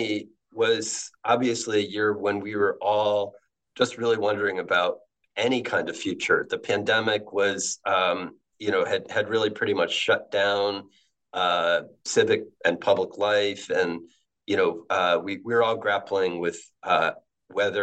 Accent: Ellington, Connecticut, United States; I grew up in Ellington, Connecticut, which is a small town between Hartford and Springfield.

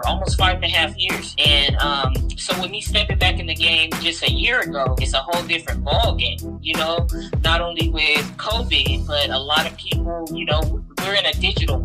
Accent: San Diego, California, United States; moved away as an adult; now in Las Vegas, United States; I'm originally from San Diego, California. I've always repped the West Coast real hard. I've moved around up and down, stayed in Cali all my life

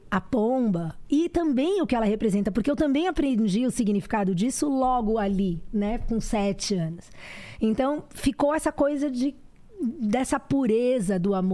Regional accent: Salvador, Bahia, Brazil; born there; minha mãe é do interior da Bahia, de Jequié, mas meu pai, a família do meu pai, de Salvador. Eu nasci no Sanatório Espanhol.

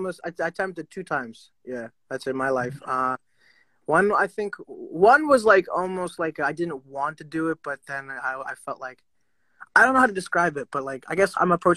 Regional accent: India; But for me as an Indian, I feel like, it's same thing.

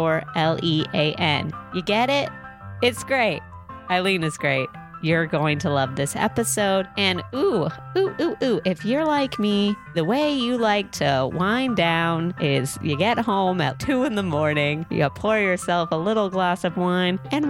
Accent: San Diego, California, United States; I'm from San Diego.

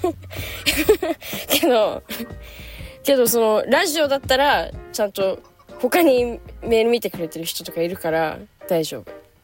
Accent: Japan; moved away; also born or lived in United States; 日本で生まれ育ってる

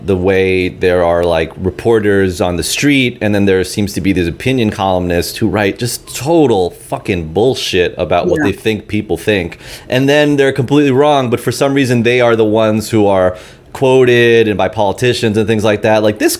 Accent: New York City, New York, United States; growing up in South Queens

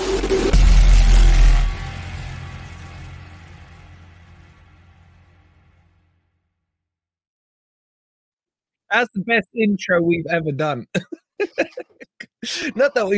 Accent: Bracknell, South East England, United Kingdom; moved away; growing up in Bracknell

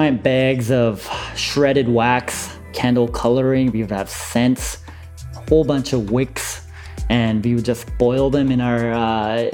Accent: Vancouver, British Columbia, Canada; also born or lived in Seoul, South Korea; I was originally born and raised in Seoul, South Korea. And at the age of 7, I immigrated to Vancouver.

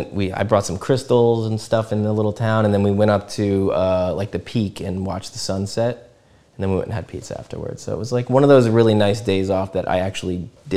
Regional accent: New Jersey, United States; I grew up on the East Coast in New Jersey

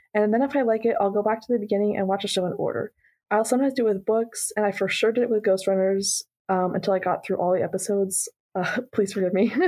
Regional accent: Pennsylvania, United States; I'm from Pennsylvania

